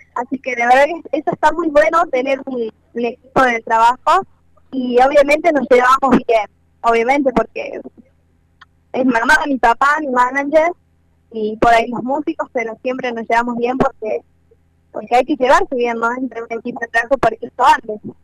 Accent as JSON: {"language": "Spanish", "region": "Córdoba", "country": "Argentina", "moved": "yes", "lives_now": "Santiago del Estero, Argentina", "said": "yo soy de Córdoba, ah, pero actualmente vivo en Santiago del Cero"}